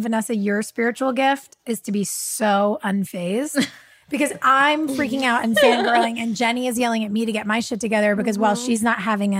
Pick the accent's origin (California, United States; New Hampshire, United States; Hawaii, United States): New Hampshire, United States; like, you're, I'm from New Hampshire.